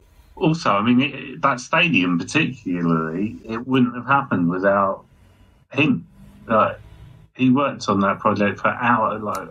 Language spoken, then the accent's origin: English; England, United Kingdom; We're English